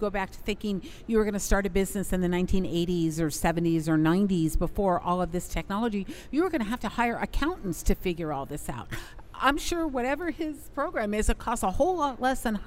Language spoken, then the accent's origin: English; New York, United States; I'm from New York